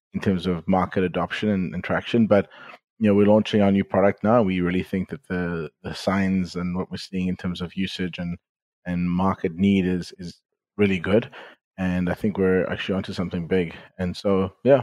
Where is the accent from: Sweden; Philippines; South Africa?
South Africa; moved away as an adult; also born or lived in Silicon Valley; I'm originally from South Africa, and some people could probably tell from my accent. And I grew up there. I left at the age of 28